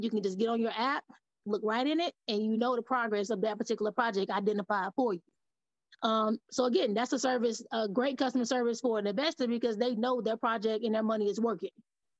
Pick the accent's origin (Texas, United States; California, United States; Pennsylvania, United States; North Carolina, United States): North Carolina, United States; Shelby; moved away as an adult; also born or lived in Charlotte, North Carolina / Maryland; now in Tennessee, United States; I was born in Charlotte, raised in Shelby. Shelby's about an hour outside of Charlotte. So I moved to Tennessee because I took a social work position after I got out of college here. So I've only been in Tennessee for about 7 years or so.